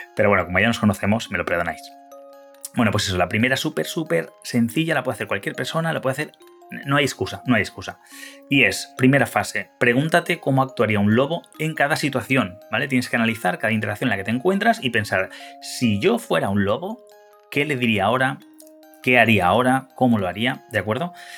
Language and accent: Spanish; Honduras; Soy de Honduras